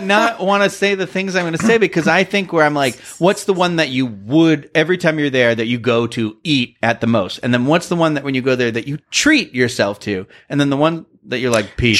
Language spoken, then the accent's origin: English; New England, United States; I'm from New England